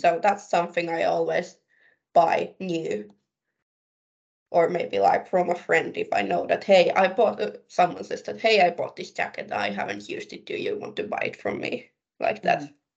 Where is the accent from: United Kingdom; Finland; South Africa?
Finland; Kauhajoki, South Ostrobothnia; moved away; where I come from in from Kauhajoki